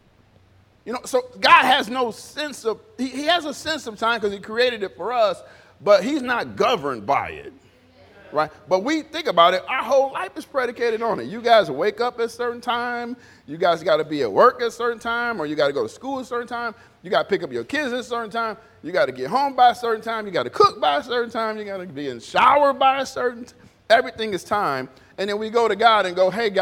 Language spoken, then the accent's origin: English; Detroit, Michigan, United States; I was born in Detroit